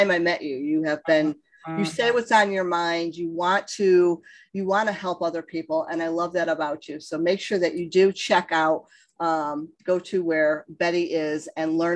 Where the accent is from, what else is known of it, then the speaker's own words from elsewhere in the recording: East Coast, United States; I'm from the East Coast